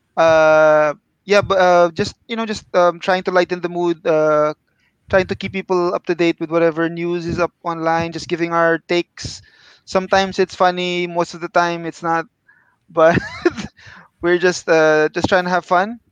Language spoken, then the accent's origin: English; Philippines; now in Kuala Lumpur, Malaysia; I'm from the Philippines, uh, but now I'm based in KL